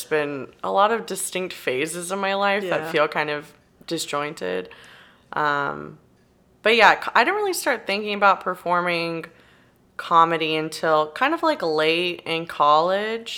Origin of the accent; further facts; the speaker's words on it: Robstown, Texas, United States; I say Corpus, but I grew up in like a small farm town near Corpus, Robstown, Texas